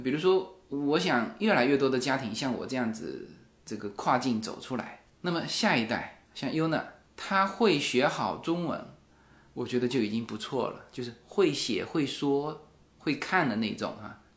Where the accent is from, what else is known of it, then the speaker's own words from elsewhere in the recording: Fuzhou, Fujian, China; 我们福州话，福州话是古汉语啊